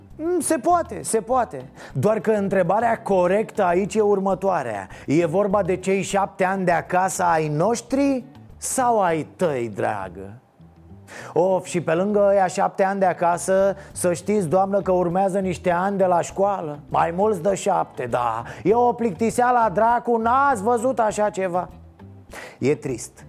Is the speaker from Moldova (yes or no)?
no; Romania; first language Romanian; eu sunt român